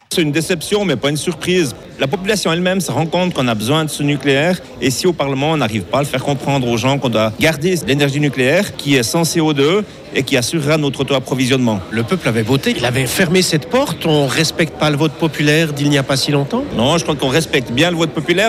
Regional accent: Switzerland; chez nous en Suisse

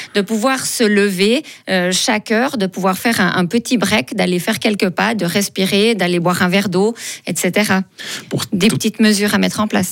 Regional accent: Fribourg, Switzerland; je viens de Fribourg

